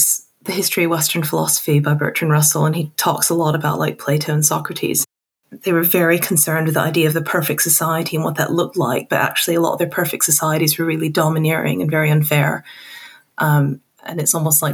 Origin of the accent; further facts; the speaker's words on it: Hong Kong; moved away as an adult; also born or lived in Texas; now in United Kingdom; I was born in Texas and I grew up in Hong Kong, and then I moved to the UK for university, and I've been here ever since.